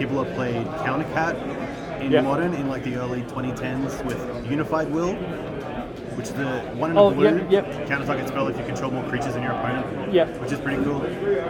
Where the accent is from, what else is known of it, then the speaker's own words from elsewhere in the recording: Brisbane, Queensland, Australia; I'm a player from Brisbane.